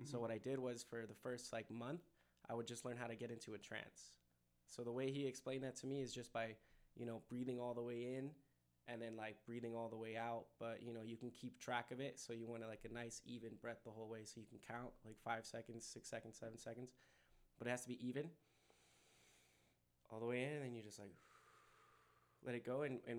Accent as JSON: {"language": "English", "region": "California", "country": "United States", "tie": "born there", "also_born_or_lived": "Connecticut / North Carolina / Denver", "lives_now": "El Paso, United States", "said": "I was born in California, and then I went to like Connecticut, and then North Carolina, and then Denver, and then came here"}